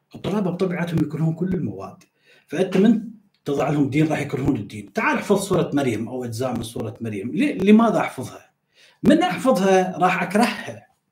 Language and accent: Arabic; Iraq; انا كعراقي